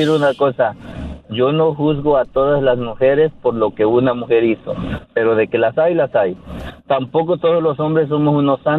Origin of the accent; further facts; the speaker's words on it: Mexico; moved away as an adult; now in United States; mi país, de, México, y yo estaba casado allá en México. Cuando llegué aquí a Estados Unidos, eh, antes de salir de allá nos pusimos de acuerdo que yo iba a estar en este país solamente por dos años.